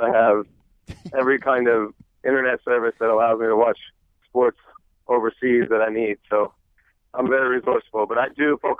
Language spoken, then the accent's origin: English; Springfield, Ohio, United States; moved away; I'm from Springfield, Ohio